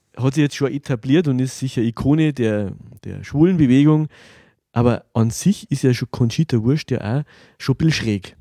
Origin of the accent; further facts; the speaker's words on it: Germany; für mich als, als Deutscher